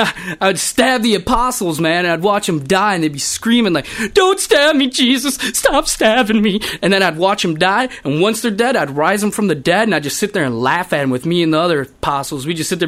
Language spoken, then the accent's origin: English; Maple Grove, Minnesota, United States; I'm from Maple Grove, Minnesota.